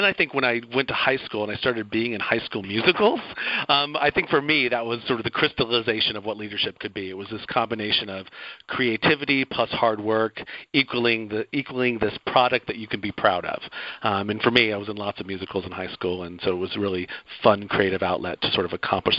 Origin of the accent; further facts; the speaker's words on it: Athens, Georgia, United States; It's also my hometown, Athens, Georgia, so I feel a lot of connection there.